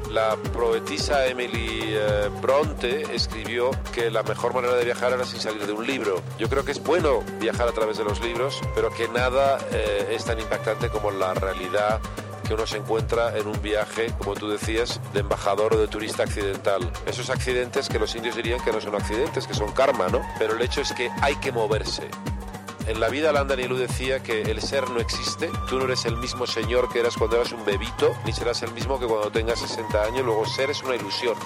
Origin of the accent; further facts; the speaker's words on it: Basque Country, Spain; es un nombre vasco, yo soy vasco.